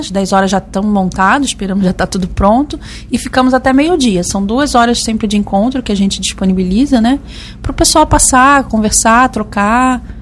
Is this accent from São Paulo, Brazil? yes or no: no; Rio de Janeiro, Brazil; accent: Rio de Janeiro; also born or lived in Rio Grande do Sul / Florianópolis; Eu fui criada no Rio de Janeiro, mas eu fui nômade muitos anos, circulei bastante na Europa, como falei.